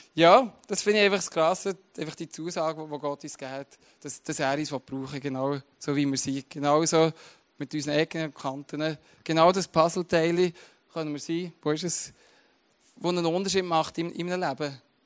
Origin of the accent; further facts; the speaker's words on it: Switzerland; das ist meine Identität, oder Teil meiner Identität, dass ich Schweizer bin